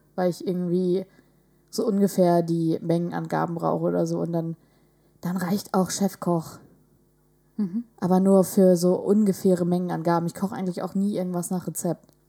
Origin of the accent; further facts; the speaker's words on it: village near Vechta, Lower Saxony, Germany; der nächstgrößeren Stadt äh, von meinem Heimatdorf